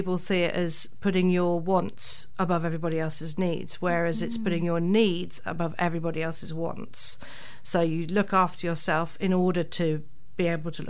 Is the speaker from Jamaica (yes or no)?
no; England, United Kingdom; moved away as an adult; now in New Zealand; as an English person coming into New Zealand